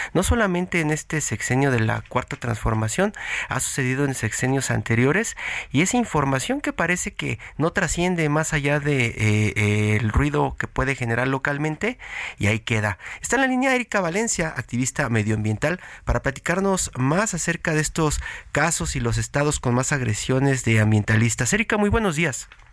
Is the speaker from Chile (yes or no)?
no; Mexico